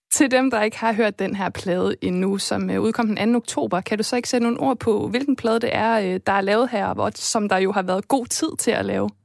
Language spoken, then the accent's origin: Danish; Esbjerg, Southern Denmark, Denmark